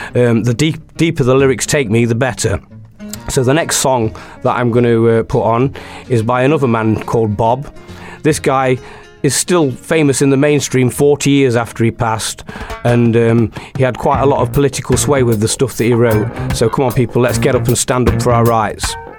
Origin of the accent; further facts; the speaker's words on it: Mansfield, East Midlands, United Kingdom; I'm a busker from Mansfield